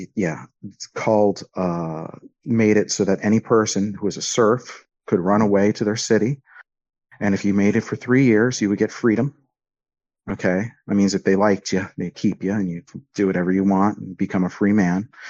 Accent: Miami, Florida, United States; when I grew up in Miami.

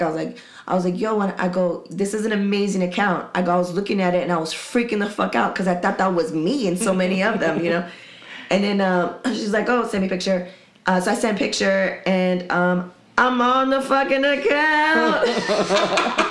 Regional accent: San Diego, California, United States; I'm from Dago

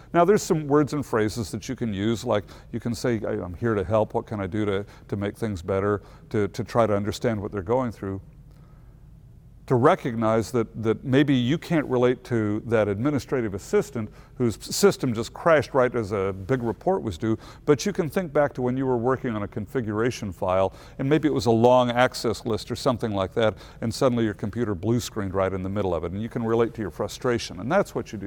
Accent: Missouri, United States; I'm from Missouri

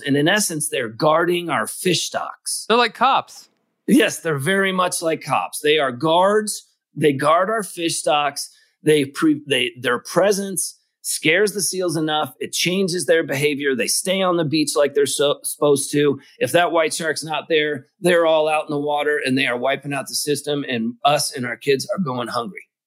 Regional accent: Kentucky, United States; I grew up in Kentucky

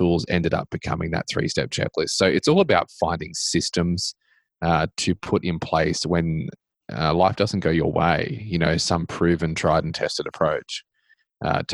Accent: Australia; also born or lived in Middle Tennessee; now in Tennessee, United States; I do live in America and I grew up in Australia

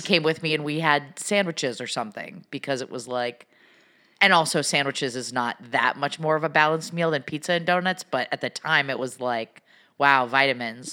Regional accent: Pacific Northwest, United States; I'm from the Pacific Northwest

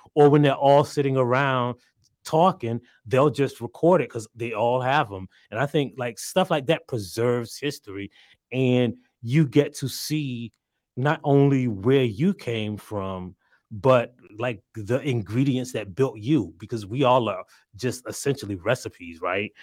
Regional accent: South Carolina, United States; I'm from South Carolina

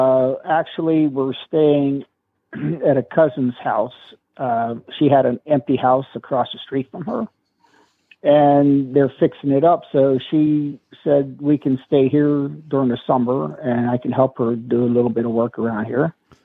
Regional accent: Weirton, West Virginia, United States; Weirton, West Virginia.

